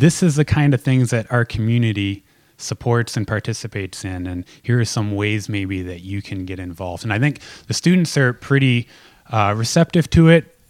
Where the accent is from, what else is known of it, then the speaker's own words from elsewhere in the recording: Lynden, Washington, United States; growing up in Linden, you grow up in the middle of a farming community